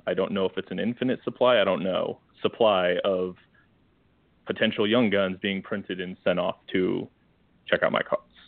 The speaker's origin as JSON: {"language": "English", "region": "northern Iowa", "country": "United States", "moved": "yes", "said": "I was from from Northern Iowa all northern Iowa, not quite Minnesota, but close."}